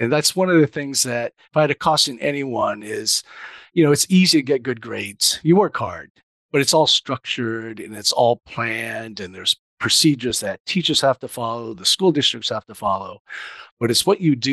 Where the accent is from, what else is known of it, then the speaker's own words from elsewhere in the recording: Huntington Beach, California, United States; typical Japanese kid growing up in Orange County